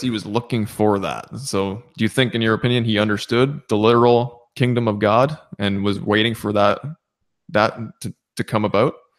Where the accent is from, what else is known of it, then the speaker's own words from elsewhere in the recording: Southern Ontario, Canada; now in Nova Scotia, Canada; I was born and raised in Southern Ontario.